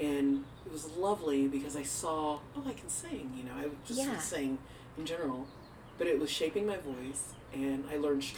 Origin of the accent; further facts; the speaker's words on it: Arlington, Virginia, United States; I was born in Arlington at Fort Belvoir Army Hospital